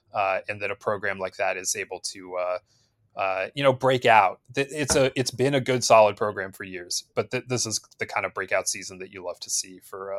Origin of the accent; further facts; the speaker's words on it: Midwest, United States; as a Midwesterner